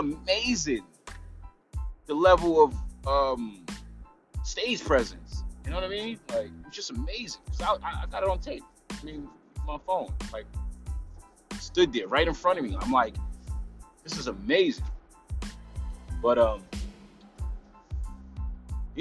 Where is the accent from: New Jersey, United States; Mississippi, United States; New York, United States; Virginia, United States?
New York, United States; moved away as an adult; also born or lived in Atlanta, Georgia; now in East Coast, United States; I'm a New Yorker, diehard New Yorker